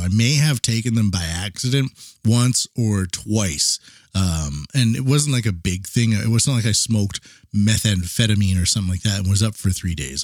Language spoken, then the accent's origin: English; Vancouver Island, British Columbia, Canada; moved away as an adult; now in Tokyo, Japan; I'm from Vancouver Island, Canada